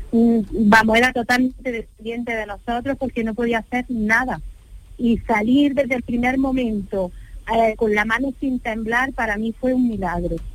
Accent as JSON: {"language": "Spanish", "town": "Granada", "region": "Andalusia", "country": "Spain", "said": "Mi vive? padre es de Granada, estamos somos de Granada."}